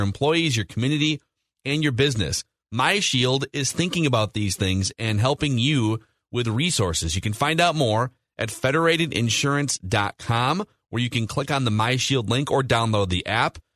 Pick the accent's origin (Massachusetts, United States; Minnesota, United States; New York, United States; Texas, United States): Minnesota, United States